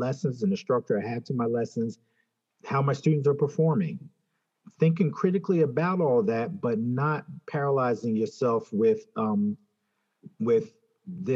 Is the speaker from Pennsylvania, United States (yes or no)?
yes; Philadelphia, Pennsylvania, United States; I grew up in Philadelphia